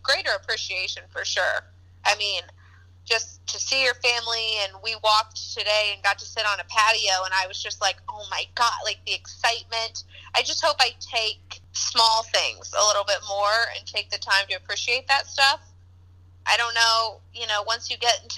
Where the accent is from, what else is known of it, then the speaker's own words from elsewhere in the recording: Kansas, United States; now in Chicago, United States; I'm from Kansas